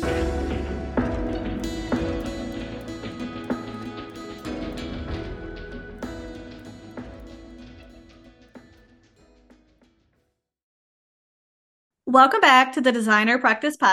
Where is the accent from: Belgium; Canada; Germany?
Canada; I am a Canadian social worker